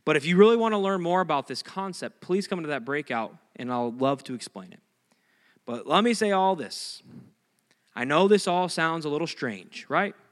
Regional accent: Iowa, United States; I'm from Iowa

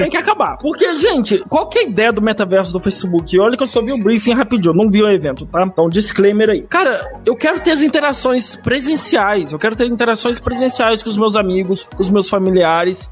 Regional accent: Brazil; eu sou brasileiro, tô no Brasil

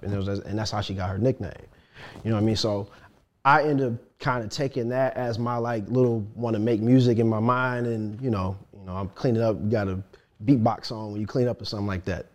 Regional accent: Chicago, Illinois, United States; also born or lived in Detroit; I went to go live with my mother in Chicago

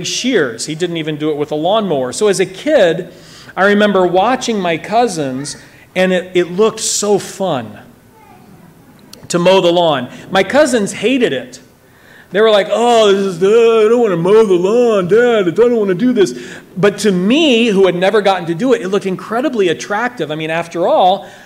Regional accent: Brazil; I grew up here in Brazil. I was born and raised here

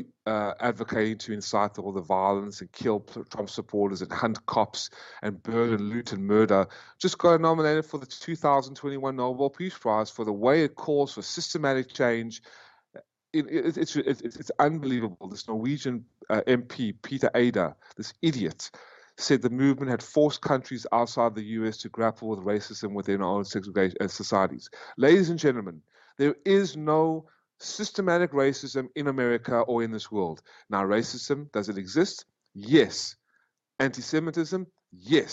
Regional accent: South Africa; also born or lived in United States; now in Vietnam; a South African that became an American citizen

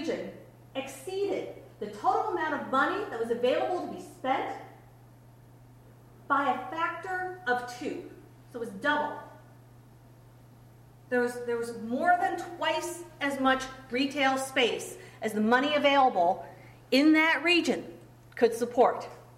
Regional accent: Cleveland, Ohio, United States; It was not that way, you know, when I was growing up in Cleveland.

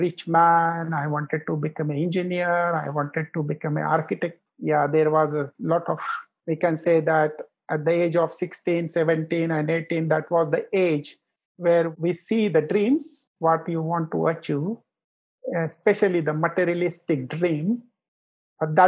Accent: Nagpur, Maharashtra, India; also born or lived in Mumbai; Nagpur is my hometown. I didn't born here. I was born in a small village. But after 3 months, I've been to the big city in Mumbai.

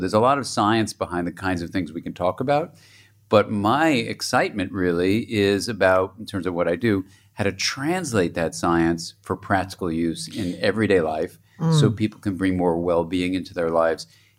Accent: Los Angeles, California, United States; born there; And I was born in Los Angeles, and my parents were from New York, and so I was the first Californian born there

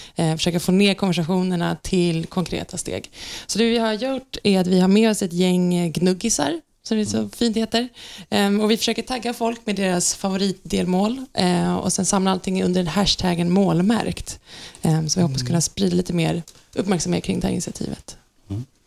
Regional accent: Sweden; som svenskar

